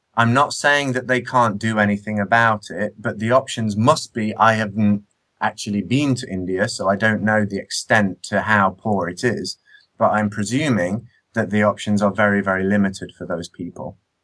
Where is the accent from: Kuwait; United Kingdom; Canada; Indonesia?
United Kingdom; Nottingham, East Midlands; I grew up in Nottingham